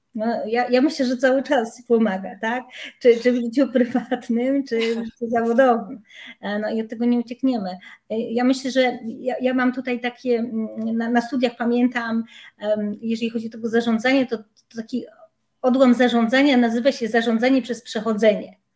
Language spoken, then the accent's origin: Polish; Silesian Voivodeship, Poland; pochodzę z Górnego Śląska